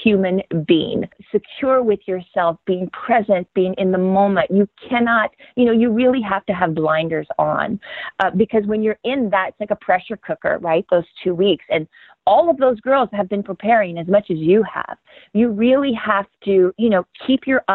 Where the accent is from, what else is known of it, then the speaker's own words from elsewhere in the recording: Louisiana, United States; growing up in Louisiana at the time